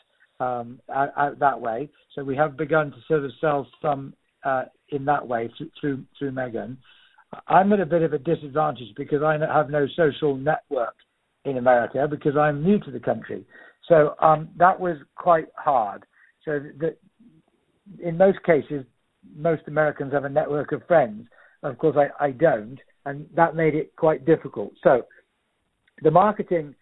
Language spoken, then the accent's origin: English; Shropshire, West Midlands, United Kingdom; moved away as an adult; now in Doylesburg, United States; we've always grown up with, being from Britain in Shropshire.